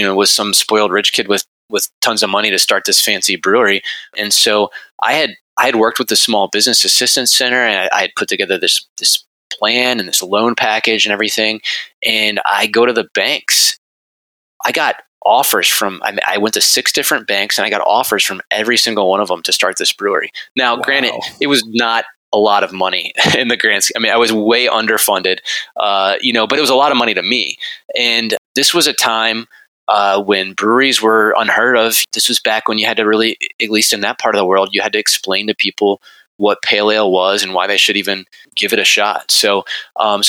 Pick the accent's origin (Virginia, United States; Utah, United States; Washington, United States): Virginia, United States; Richmond; also born or lived in Berlin, Germany; I grew up in Richmond, Virginia, and went to Virginia Tech